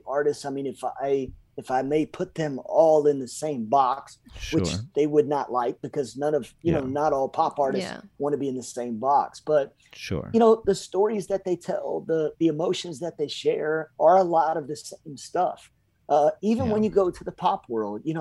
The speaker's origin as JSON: {"language": "English", "town": "Lexington", "region": "Kentucky", "country": "United States", "tie": "born or raised there", "said": "I grew up in Lexington, Kentucky"}